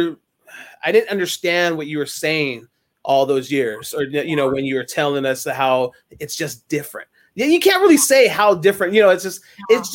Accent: Bay Area, California, United States; now in Brentwood area, United States; growing up in the Bay Area, it's so much different. When I moved out this way

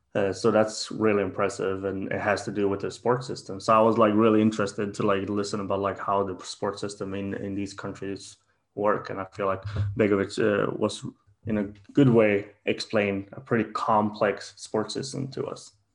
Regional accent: Sweden; in sweden as well like in my home country

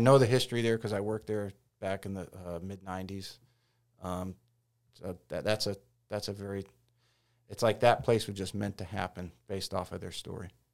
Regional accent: Detroit, Michigan, United States; now in Hilton Head Island, United States; growing up in Detroit

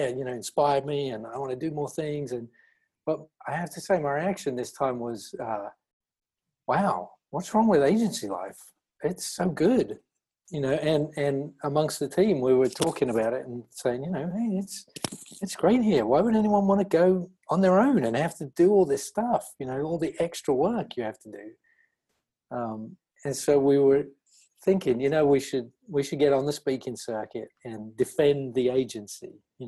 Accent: East of England, United Kingdom; moved away as an adult; now in Florida, United States; I graduated from the University of Reading in 1996 with a BA in typography and graphic communication. I grew up and lived in Essex.

